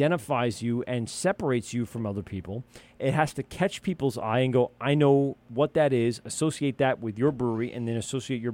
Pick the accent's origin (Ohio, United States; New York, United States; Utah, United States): New York, United States; We're from New York